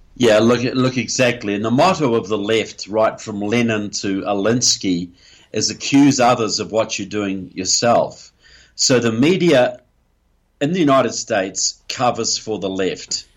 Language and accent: English; New Zealand; I'm from New Zealand